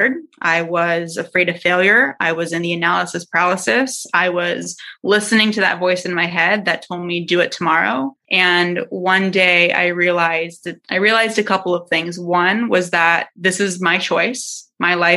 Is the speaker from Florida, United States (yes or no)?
no; San Diego, California, United States; I'm from San Diego. So I went to San Diego State University